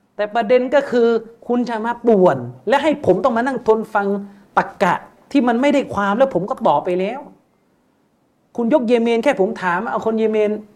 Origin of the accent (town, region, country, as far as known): Thailand